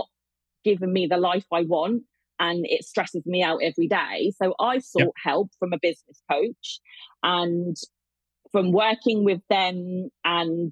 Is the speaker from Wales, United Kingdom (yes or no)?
no; Hampshire, South East England, United Kingdom; I live in Hampshire.